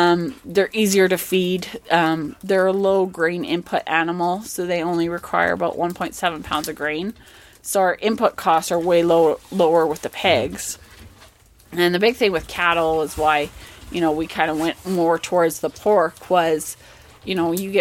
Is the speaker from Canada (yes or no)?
yes; Calgary, Alberta, Canada; now in Didsbury, Canada; I grew up in Calgary